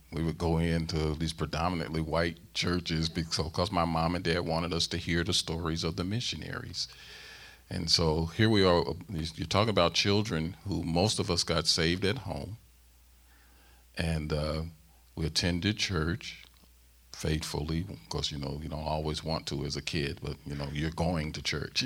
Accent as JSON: {"language": "English", "town": "St. Louis", "region": "Missouri", "country": "United States", "tie": "born or raised there", "also_born_or_lived": "South Central Pennsylvania", "moved": "as an adult", "lives_now": "Pennsylvania, United States", "said": "I'm born and raised in Saint Louis, Missouri"}